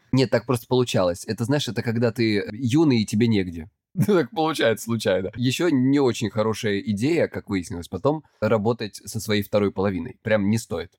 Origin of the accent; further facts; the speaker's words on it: Krasnodar Krai, Russia; я с Кубани